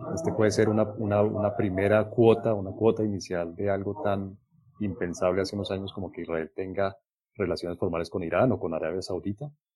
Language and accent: Spanish; Colombia; como colombiano